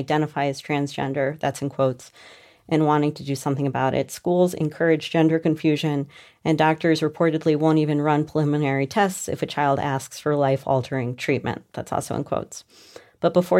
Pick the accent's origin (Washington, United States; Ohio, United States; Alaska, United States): Ohio, United States; Cleveland; I grew up in Cleveland, like the daughter of like a community organizer.